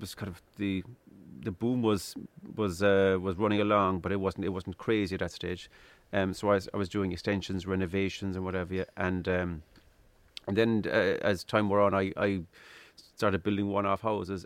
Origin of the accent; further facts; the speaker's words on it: Midleton, Munster, Ireland; I'm originally from Middleton in, in County Cork, East Cork